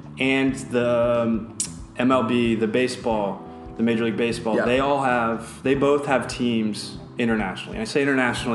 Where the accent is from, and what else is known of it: United States